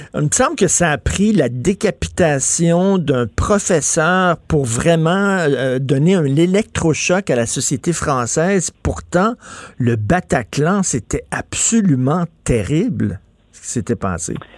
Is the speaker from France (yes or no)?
no; Quebec, Canada; first language French